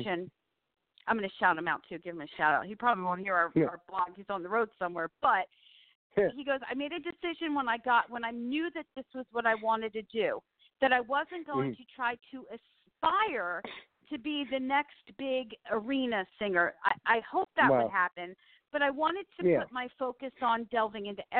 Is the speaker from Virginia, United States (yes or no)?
no; New Jersey, United States; moved away; I'm from New Jersey